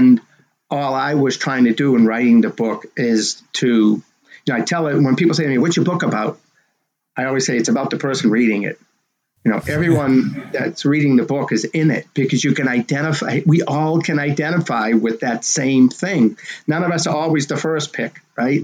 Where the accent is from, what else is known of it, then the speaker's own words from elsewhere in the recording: Medford, Massachusetts, United States; my hometown of Medford, Mass